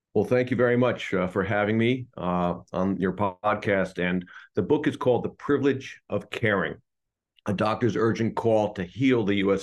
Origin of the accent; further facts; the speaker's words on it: Hudson Valley, New York, United States; the hometown where I was raised in the Hudson Valley of New York.